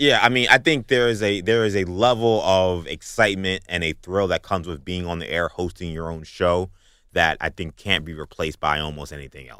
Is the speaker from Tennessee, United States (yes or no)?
no; New York City, New York, United States; Grew up in Bayside, Queens.